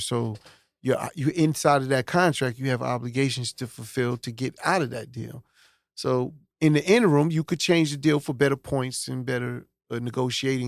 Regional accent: New York City, New York, United States; also born or lived in Brooklyn, New York; I always claim Hollis because that's where I was raised. But born in Brooklyn

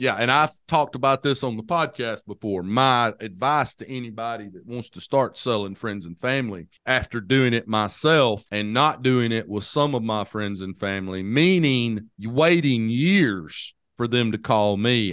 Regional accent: Hamilton, Alabama, United States; the hometown that I grew up in.

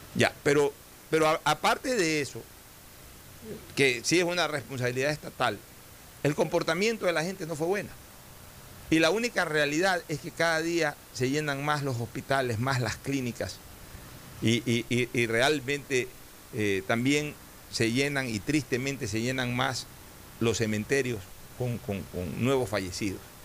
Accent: Ecuador; somos todos los ecuatorianos

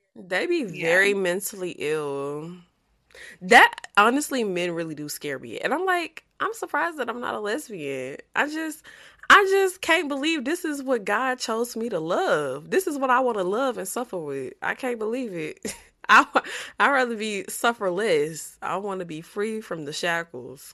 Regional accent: Louisiana, United States; I'm from Louisiana

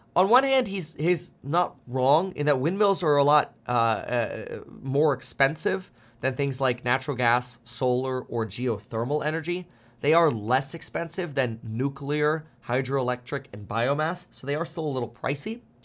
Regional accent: South Florida, United States; also born or lived in Germany; I grew up in South Florida

